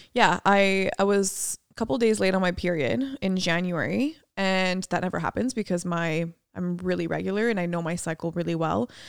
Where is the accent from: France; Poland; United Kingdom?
France; moved away; my hometown in France